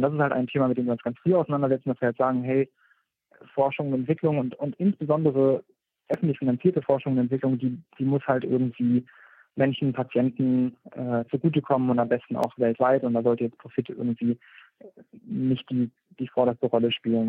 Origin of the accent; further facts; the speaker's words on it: Germany; bei uns in Deutschland